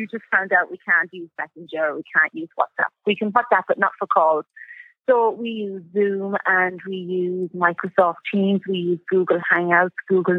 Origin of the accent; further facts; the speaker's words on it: Clara, County Offaly, Ireland; moved away as an adult; also born or lived in Tullamore; now in Abu Dhabi, United Arab Emirates; I'm from Collinstown in Clara